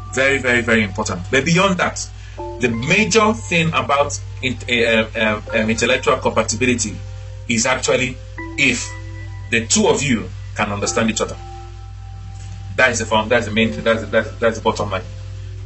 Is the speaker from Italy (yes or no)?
no; Nigeria; moved away; growing up in Nigeria, my primary school, they used to do what they call quantitative aptitude